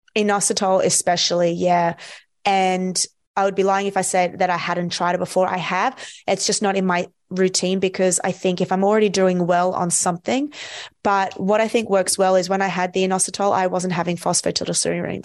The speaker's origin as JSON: {"language": "English", "country": "Australia", "said": "I'm from Australia"}